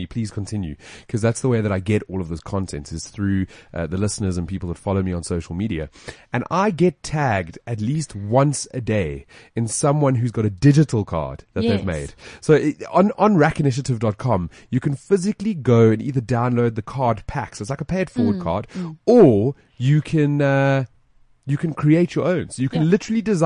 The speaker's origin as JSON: {"language": "English", "country": "South Africa", "tie": "born or raised there", "said": "we're all South African. I was born here. My parents were born here."}